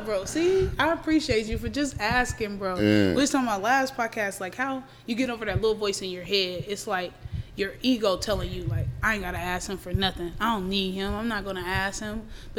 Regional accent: Vallejo, California, United States; born there; Hey, nigga, I was born in Vallejo.

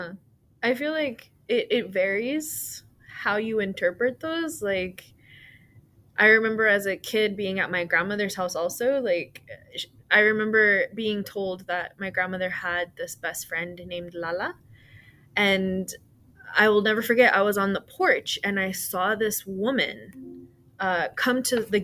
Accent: Brownsville, Texas, United States; I know we share that connection of being from Brownsville.

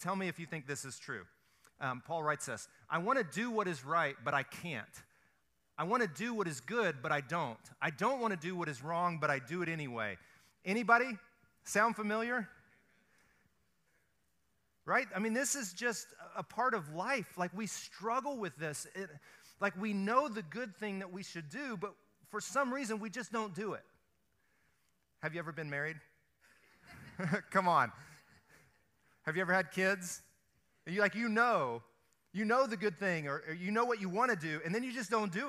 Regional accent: the South, United States; I grew up in the South. We fry everything

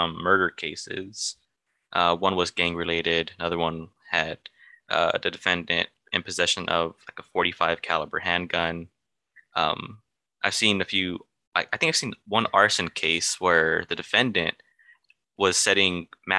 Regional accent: Mexico; now in California, United States; I'm from Mexico

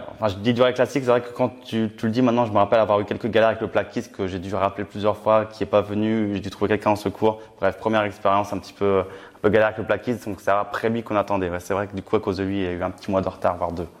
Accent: Reims, Grand Est, France; je suis originaire de Reims, dans la Champagne

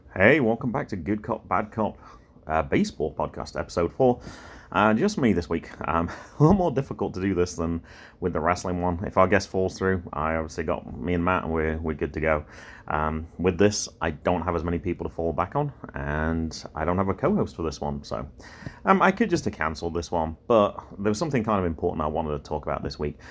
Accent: England, United Kingdom; accent: English; moved away; my accent was English

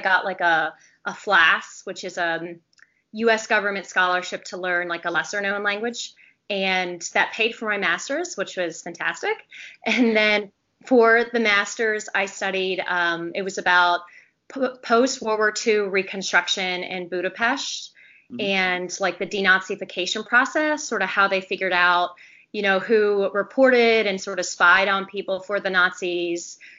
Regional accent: Richmond, Virginia, United States; moved away as an adult; also born or lived in South Carolina / Florida; I'm from Richmond, Virginia.

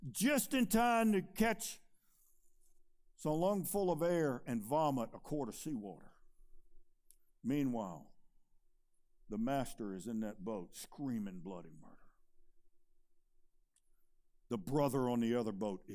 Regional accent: Chesterfield County, Virginia, United States; I was born and raised in Chesterfield County. I went to Meadowbrook High School

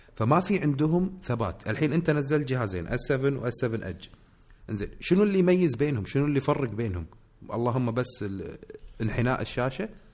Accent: Kuwait; عندنا بالكويت

